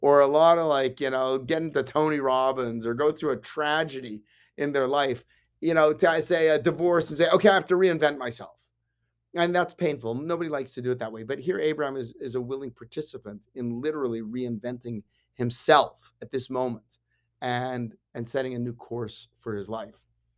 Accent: Canada; I grew up in Canada. I like hockey. I like curling, right?

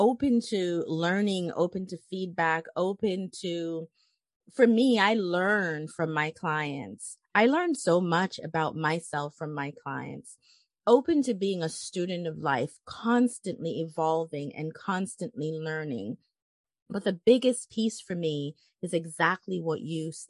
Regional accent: Jamaica; I'm from Jamaica, the island of Jamaica.

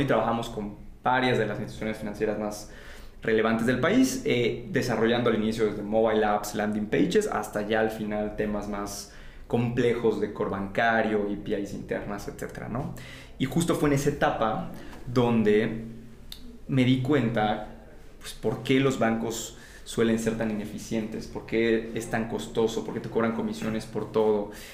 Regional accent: Campeche, Mexico; yo vengo de Campeche, una ciudad en el sureste mexicano

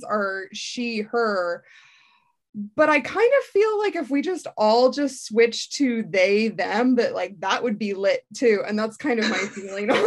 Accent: Seattle, Washington, United States; moved away as an adult; now in Dublin, Ireland; I'm from Seattle originally

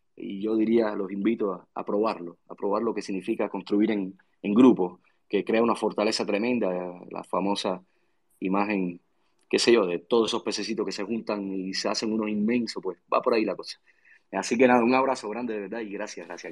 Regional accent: Cuba; accent: Cuban; mi país

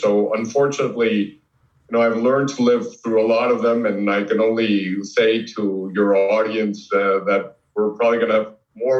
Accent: Mexico City, Mexico; moved away; also born or lived in Israel / United States; Born and raised in Mexico, Lithuanian people who escaped the war, coming to the United States, couldn't get into the United States, stopped in Mexico, liked it there and stayed there.

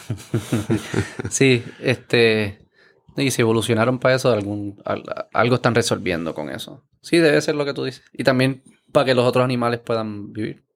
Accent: Puerto Rico; como puertorriqueño

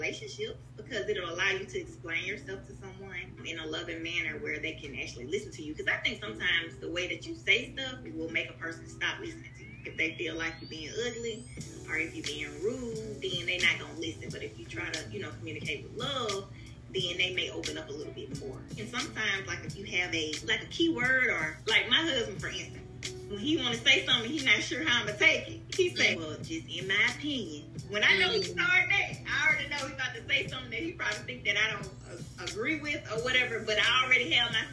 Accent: Mobile, Alabama, United States; I'm from Mobile, and if you know a lot of people from Mobile, we yell regularly

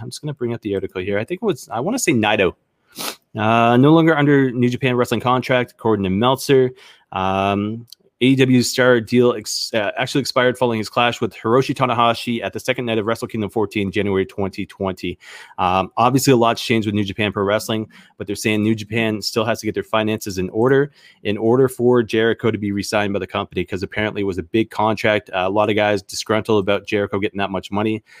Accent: Canada; as a Canadian

